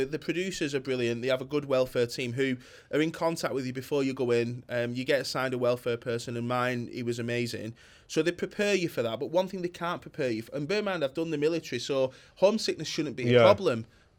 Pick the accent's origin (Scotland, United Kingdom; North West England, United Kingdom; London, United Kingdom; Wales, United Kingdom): North West England, United Kingdom; Bolton; from Bolton who hasn't had a business for long